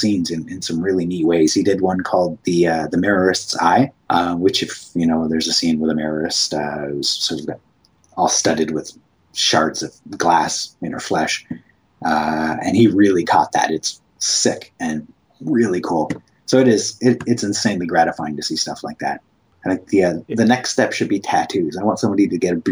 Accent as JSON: {"language": "English", "country": "Canada", "said": "I'm Canadian"}